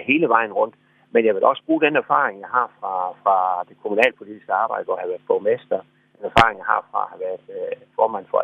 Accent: Skærbæk, Southern Denmark, Denmark; born or raised there; also born or lived in Varde / Sommersted

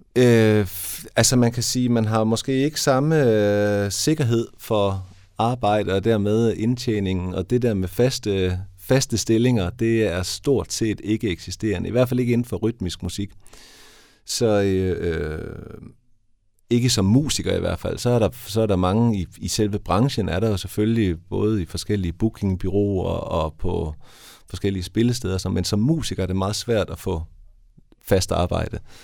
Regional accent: Haderslev, Southern Denmark, Denmark; moved away as an adult; also born or lived in Vojens / Copenhagen; now in Esbjerg, Denmark; Jeg er oprindeligt fra Haderslev. Så jeg er gået ned i Vojens der og opvokset i Haderslev, men flyttet til Esbjerg

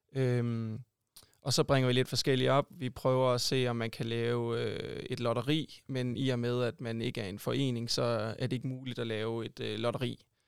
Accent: Sønderborg, Southern Denmark, Denmark; moved away; also born or lived in Odense; jeg er oprindelig sønderjyde

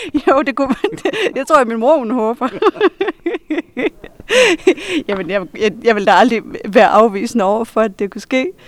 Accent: Hirtshals, North Denmark Region, Denmark; accent: Vendelbo; moved away as an adult; now in Viborg, Denmark; jeg stadigvæk taler som en vendelbo, at det kommer aldrig til at forlade mig

